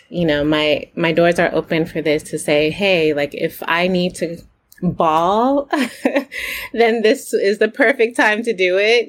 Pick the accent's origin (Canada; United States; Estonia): United States; I'm a Haitian born in America. I'm Haitian American